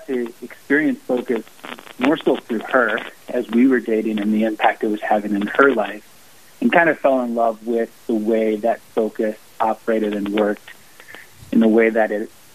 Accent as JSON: {"language": "English", "town": "St. Paul", "region": "Minnesota", "country": "United States", "moved": "as an adult", "lives_now": "Sioux Falls, United States", "said": "I'm originally from St. Paul, Minnesota, and currently live in Sioux Falls, South Dakota"}